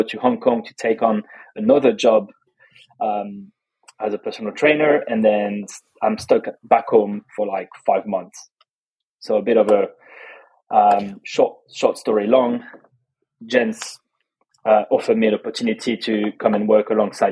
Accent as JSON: {"language": "English", "town": "Toulouse", "region": "Occitania", "country": "France", "tie": "born or raised there", "also_born_or_lived": "Australia", "second_language": "English", "moved": "as an adult", "lives_now": "London, United Kingdom", "said": "Toulouse. I grew up in Toulouse."}